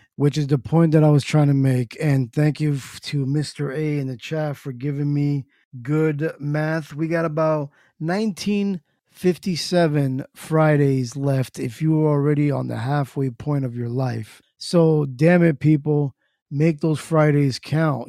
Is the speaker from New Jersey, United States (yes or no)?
yes; New Jersey, United States; Born and raised in Jersey.